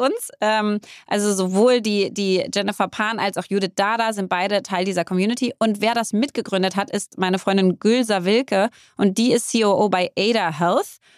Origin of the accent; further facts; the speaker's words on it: Berlin, Germany; ich bin Berlinerin